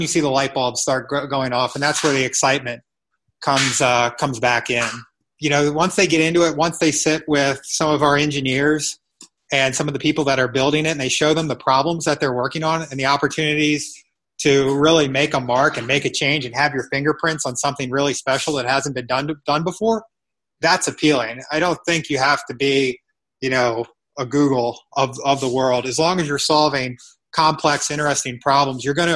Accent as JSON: {"language": "English", "town": "Annapolis", "region": "Maryland", "country": "United States", "tie": "born or raised there", "moved": "as an adult", "lives_now": "Columbus, United States", "said": "I'm from Annapolis, Maryland, and I moved to Columbus just over a year ago."}